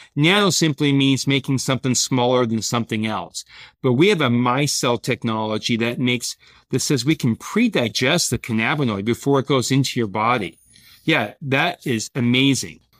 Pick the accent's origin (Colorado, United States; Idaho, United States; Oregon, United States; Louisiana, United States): Idaho, United States; Boise; moved away as an adult; also born or lived in San Diego / Europe; I grew up playing sports in Boise, Idaho